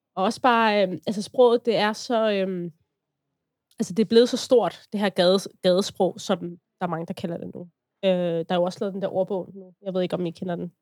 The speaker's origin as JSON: {"language": "Danish", "area": "Vestegnen", "region": "Capital Region of Denmark", "country": "Denmark", "tie": "born or raised there", "moved": "as an adult", "lives_now": "Hillerød, Denmark", "said": "Jeg er jo født og opvokset på Vestegnen. Jeg har været der i 25 år"}